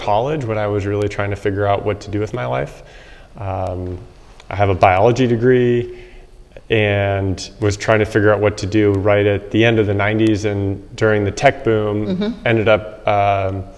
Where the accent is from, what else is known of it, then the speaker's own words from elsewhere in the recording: South Bay, California, United States; I grew up in California in the South Bay, south of San Francisco.